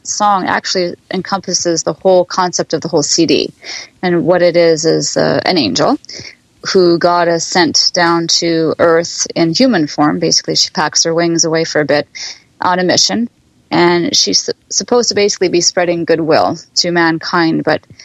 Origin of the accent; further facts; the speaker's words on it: Winnipeg, Manitoba, Canada; now in Ontario, Canada; I was born and raised in Winnipeg